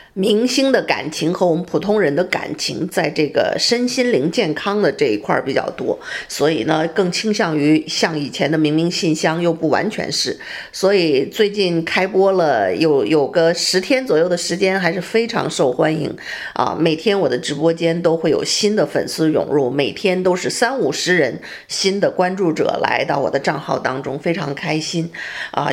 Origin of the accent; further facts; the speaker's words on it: Beijing, China; now in Houston, United States; 感觉到回了国的感觉啊！回北京